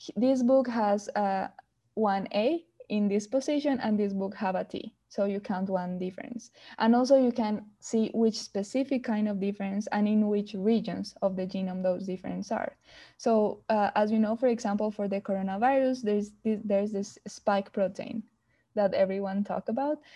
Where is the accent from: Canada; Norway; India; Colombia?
Colombia; moved away as an adult; I'm from Colombia